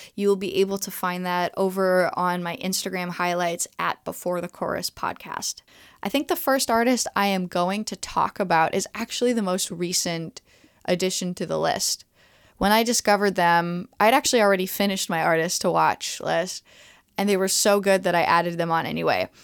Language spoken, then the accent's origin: English; Montreal, Quebec, Canada; I am a, a native to Montreal